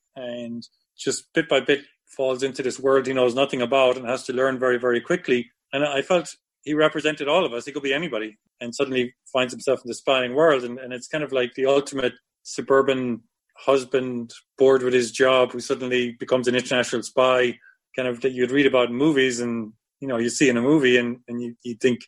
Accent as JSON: {"language": "English", "region": "west of Ireland", "country": "Ireland", "also_born_or_lived": "Belfast / Dublin / New York", "moved": "yes", "said": "I'm from the west of Ireland, and I lived in Belfast, in Dublin, and New York"}